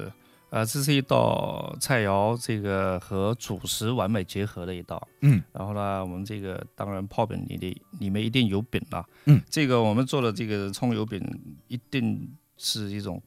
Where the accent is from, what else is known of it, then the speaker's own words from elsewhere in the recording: Jiangsu, China; 就是更符合我们江苏人的这种口味和浙江人的口味